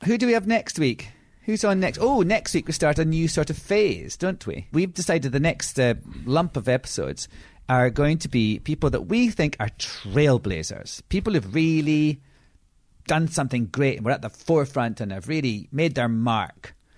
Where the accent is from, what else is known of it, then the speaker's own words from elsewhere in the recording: Edinburgh, Scotland, United Kingdom; I'm from Edinburgh.